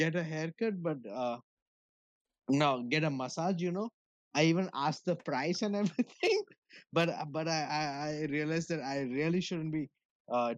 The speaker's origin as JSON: {"language": "English", "country": "India", "moved": "yes", "said": "We're from India."}